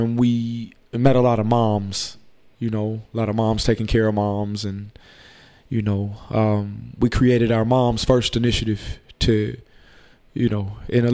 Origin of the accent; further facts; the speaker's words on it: New Orleans, Louisiana, United States; also born or lived in Austin, Texas; now in Houston, United States; I'm originally from New Orleans, but I've been in Austin since 1998.